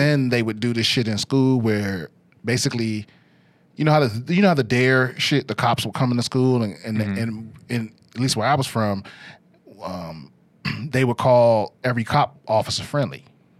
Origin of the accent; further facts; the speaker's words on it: Maryland, United States; I'm from D.C., Maryland.